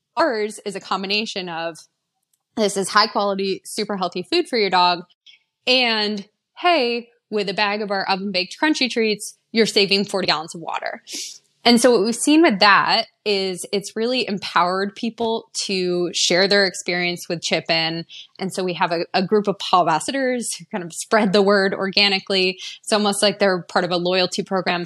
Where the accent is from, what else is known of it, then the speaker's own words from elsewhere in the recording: East Coast, United States; I grew up on the East Coast